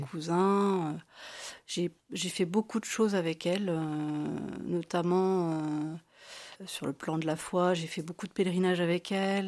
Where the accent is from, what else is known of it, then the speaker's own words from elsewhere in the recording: Blois, Centre-Val de Loire, France; also born or lived in Tours; je suis née à Blois, donc en 1971. J'ai fait mes études à Sainte-Marie-de-Blois, quasiment euh, de la maternelle à la terminale